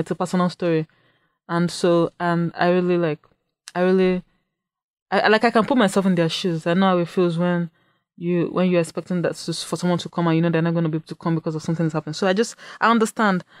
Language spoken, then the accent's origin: English; Nigeria; moved away as an adult; now in Saint Cloud, United States; I'm, I'm also from Nigeria, and I came to Saint Cloud State in fall of twenty fourteen